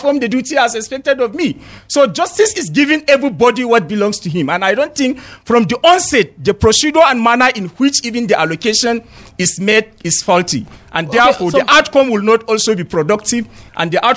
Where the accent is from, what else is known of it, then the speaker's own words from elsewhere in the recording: Nigeria; an ordinary man in Kwalimia, my hometown, where we do not have access to any network